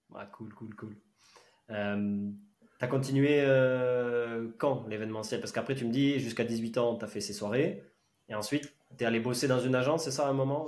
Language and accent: French; southern France, France; now in Lyon, France; je viens du sud